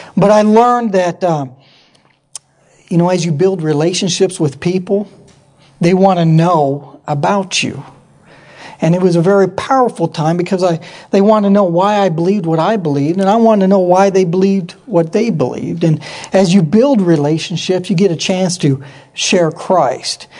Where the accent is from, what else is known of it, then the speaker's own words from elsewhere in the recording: Yakima, Washington, United States; moved away as an adult; I grew up in Yakima, Washington